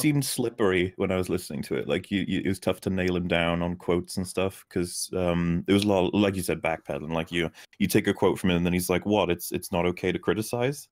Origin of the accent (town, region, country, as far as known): Wales, United Kingdom; accent: Wales